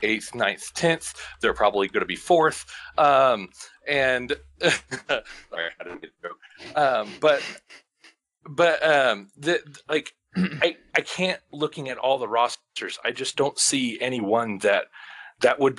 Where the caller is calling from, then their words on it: Kansas, United States; I'm calling from Kansas